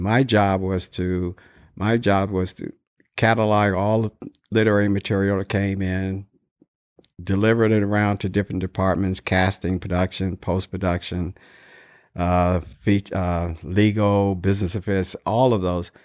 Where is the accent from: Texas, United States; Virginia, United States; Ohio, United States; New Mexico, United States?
Ohio, United States; Dayton; moved away as an adult; also born or lived in California; I was born in Dayton, Ohio and, uh, graduated from high school in nineteen sixty-six